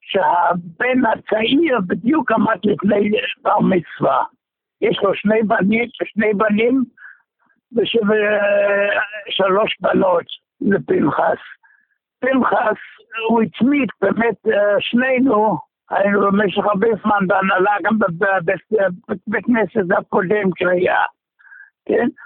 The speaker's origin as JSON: {"language": "Hebrew", "country": "Germany", "moved": "yes", "lives_now": "Israel", "said": "אני מגרמניה, כן."}